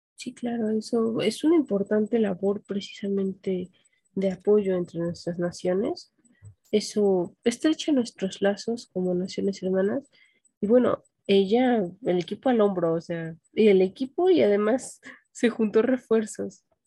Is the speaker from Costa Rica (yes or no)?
no; Mexico; nosotros como mexicanos